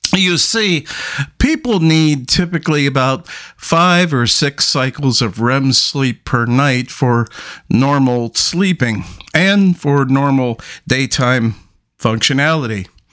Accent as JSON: {"language": "English", "town": "New York City", "region": "New York", "country": "United States", "tie": "born or raised there", "said": "I grew up in Brooklyn in one of the roughest parts"}